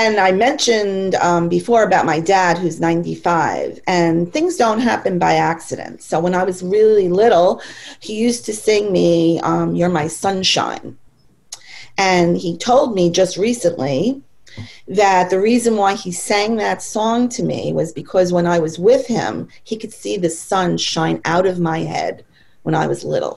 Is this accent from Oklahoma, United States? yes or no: no; New York, United States; I've lived in New York my entire life